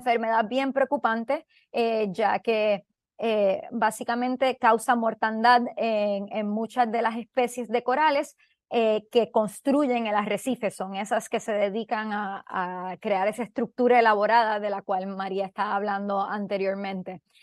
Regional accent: Puerto Rico; yo, siendo puertorriqueña

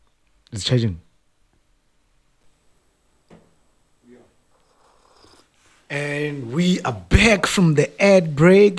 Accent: Johannesburg, Gauteng, South Africa; We're from Joburg.

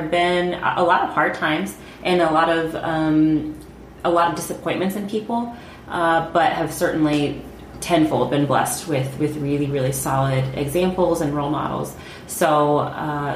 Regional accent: Indianapolis, Indiana, United States; also born or lived in Zionsville; I grew up here in Indy. So aside from when Andrew and I lived overseas, I've always been in Indianapolis or in Zionsville

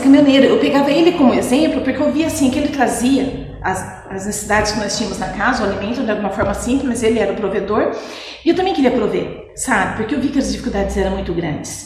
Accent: Mogi Mirim, São Paulo, Brazil; also born or lived in Pedreira / Jaguariúna; sou nascida em Mojimirim, sim. Uhum. Nasci dia 3 de outubro de 74, tenho 45 anos. Ah, nasci na Vila Bianchi, com apenas dois anos de idade, nós mudamos para o Santa Luzia

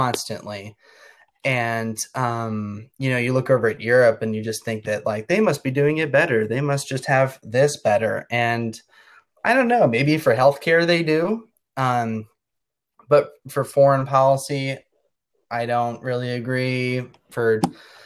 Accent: United States; I'm a American guy

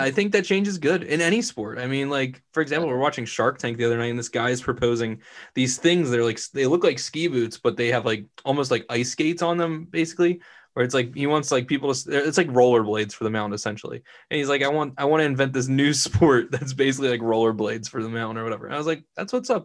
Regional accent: Vineland, New Jersey, United States; I'm born and bred in Vineland, New Jersey. Haven't moved my whole life.

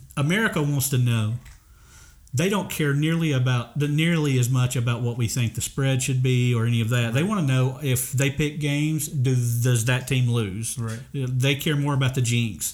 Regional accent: Kentucky, United States; moved away; I'm from Kentucky

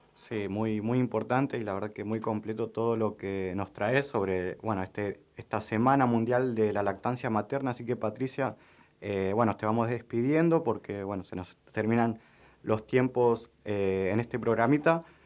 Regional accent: Argentina; nosotros como argentinos y argentinas

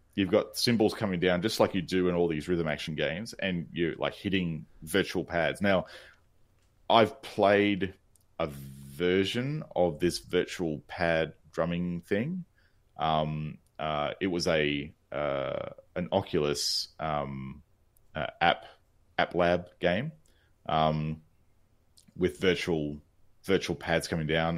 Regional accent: Australia; I'm Australian

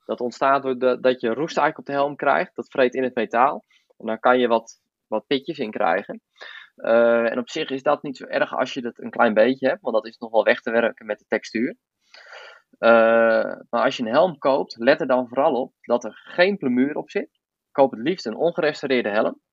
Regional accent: Voorthuizen, Gelderland, Netherlands; ik kom uit Voorthuizen

